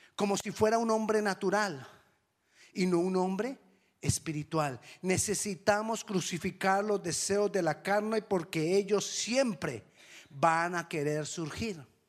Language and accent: Spanish; Colombia; accent: Colombian; me sonó a un acento no colombiano